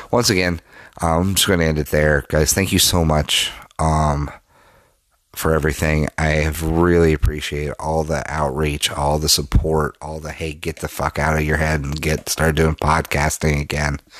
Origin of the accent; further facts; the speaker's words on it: Denver, Colorado, United States; moved away; my hometown, Denver, Colorado.